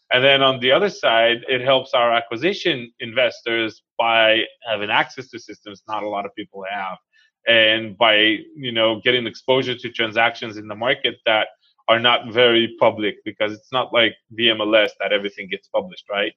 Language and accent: English; Israel; moved away as an adult; now in United States; I was born and raised in Israel